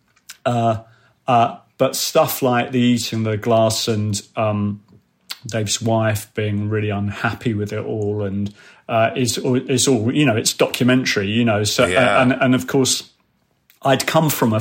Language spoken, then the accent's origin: English; London, United Kingdom; I was brought up in North London between Golders Green and Swiss Cottage